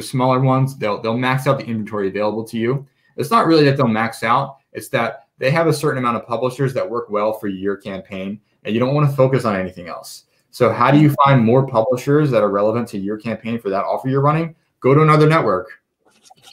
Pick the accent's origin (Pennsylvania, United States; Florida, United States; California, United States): Pennsylvania, United States; Philadelphia; moved away as an adult; also born or lived in Israel; now in Las Vegas, United States; I'm from Philadelphia, born and raised. I've lived in Las Vegas for the past year and a half.